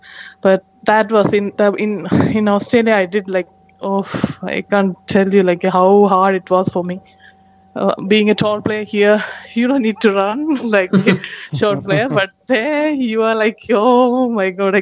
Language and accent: English; India